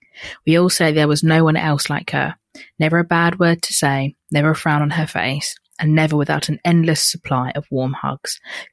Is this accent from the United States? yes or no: no; Dubai, United Arab Emirates; I grew up in Dubai, so it was not your typical white Christmas, but nevertheless, it was still the best time and I will always cherish it.